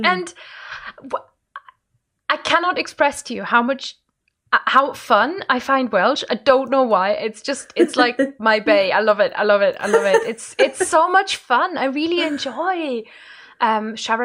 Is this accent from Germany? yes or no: yes; Rhineland-Palatinate, Germany; first language German; English is a second language; moved away as an adult; now in United Kingdom; I grew up like near Luxembourg, and France is really close and Belgium's really close.